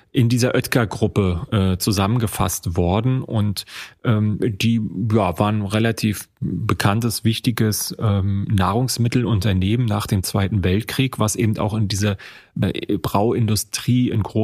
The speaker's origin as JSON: {"language": "German", "town": "Rostock", "region": "Mecklenburg-Vorpommern", "country": "Germany", "tie": "born or raised there", "said": "in meiner Heimatstadt Rostock ist genau das eben auch der Fall."}